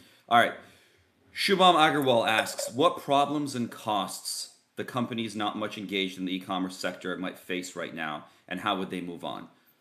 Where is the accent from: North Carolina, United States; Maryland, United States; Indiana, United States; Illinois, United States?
Illinois, United States; Chicago; I grew up around Chicago